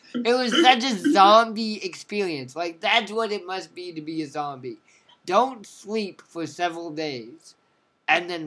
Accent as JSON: {"language": "English", "region": "Oregon", "country": "United States", "tie": "born or raised there", "moved": "as an adult", "lives_now": "Champaign, United States", "said": "growing up in Oregon"}